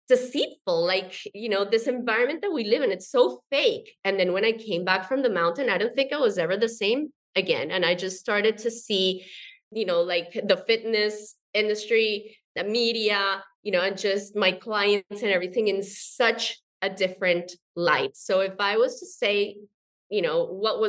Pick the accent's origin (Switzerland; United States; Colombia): Colombia; I'm from Colombia, South America